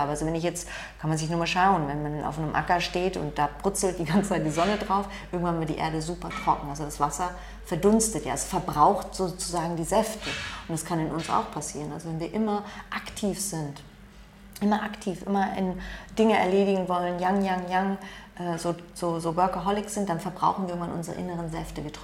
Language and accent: German; Germany; born there; Meine Umweltbedingungen in dem Land, in dem ich geboren bin. Ich habe halt das Glück, ich bin in Deutschland geboren oder auch das Pech, je nachdem, wie man es betrachtet.